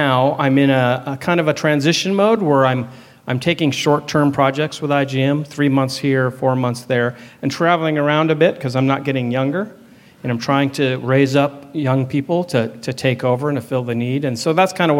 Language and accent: English; California, United States; moved away as an adult; also born or lived in Hawaii; we are from California. Please don't hold that against us. I grew up there